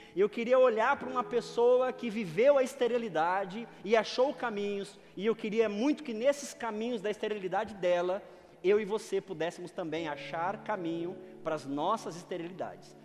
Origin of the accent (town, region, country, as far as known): Northeast Region, Brazil; moved away